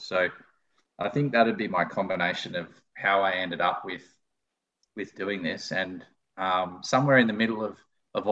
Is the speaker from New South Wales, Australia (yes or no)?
yes; Lismore, New South Wales, Australia; I grew up in Lismore